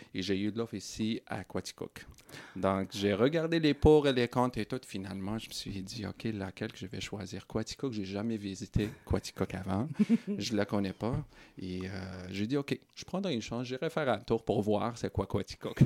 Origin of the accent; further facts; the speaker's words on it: Morocco; moved away as an adult; also born or lived in Sherbrooke, Canada; now in Coaticook, Canada; Je suis né et grandi au Maroc